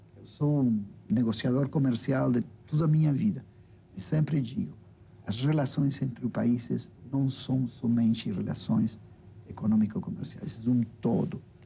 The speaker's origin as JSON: {"language": "Portuguese", "country": "Uruguay", "second_language": "Portuguese", "moved": "as an adult", "lives_now": "Brazil", "said": "da nossa tradição como uruguaios."}